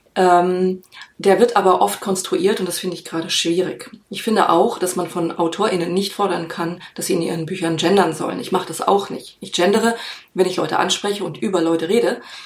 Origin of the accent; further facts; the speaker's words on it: Germany; bei uns in Deutschland